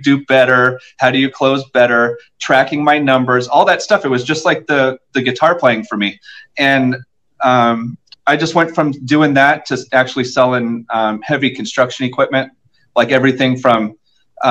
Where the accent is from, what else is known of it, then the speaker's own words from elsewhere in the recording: Southern California, United States; moved away as an adult; also born or lived in Anaheim Hills, Orange County, California; now in Nashville, United States; I'm from Southern California.